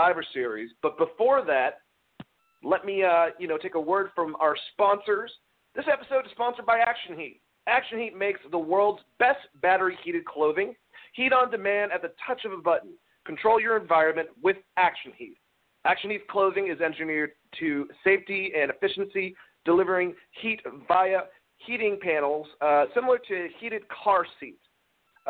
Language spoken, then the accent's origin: English; Georgia, United States; I'm from Georgia